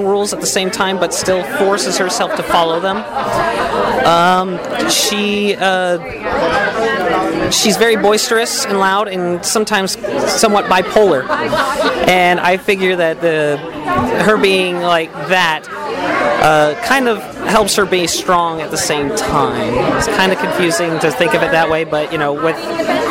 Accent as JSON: {"language": "English", "town": "Gardnerville", "region": "Nevada", "country": "United States", "also_born_or_lived": "Reno, Nevada", "moved": "yes", "said": "I come from Nevada, Reno. Gardnerville, Nevada."}